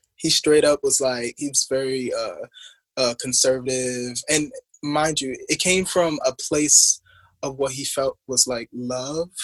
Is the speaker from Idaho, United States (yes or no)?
no; Baltimore, Maryland, United States; also born or lived in Harlem, New York; now in Los Angeles, United States; I'm just this quirky middle child that's from Baltimore